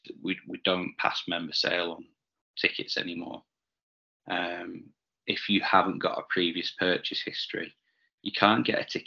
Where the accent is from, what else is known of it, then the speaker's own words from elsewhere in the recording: the Northwest, North West England, United Kingdom; growing up in the Northwest